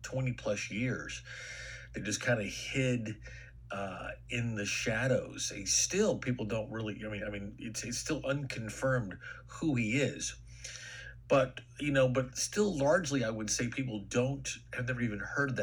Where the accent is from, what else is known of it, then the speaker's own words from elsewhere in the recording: Texas, United States; I grew up in Texas